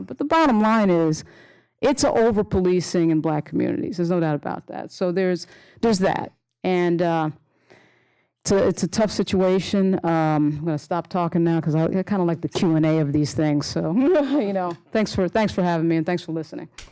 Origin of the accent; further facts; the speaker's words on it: Long Island, New York, United States; I grew up on Long Island.